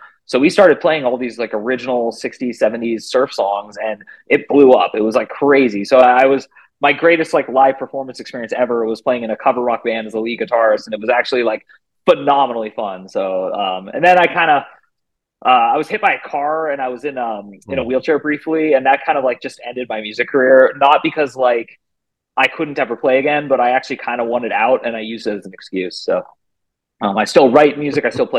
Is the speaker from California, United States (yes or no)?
yes; California, United States; now in Phoenix, United States; I currently live in Phoenix, Arizona. I'm from the Bay Area of California, but I've lived all over the country. I've lived in 9 or 10 states now, and I've even lived in other countries.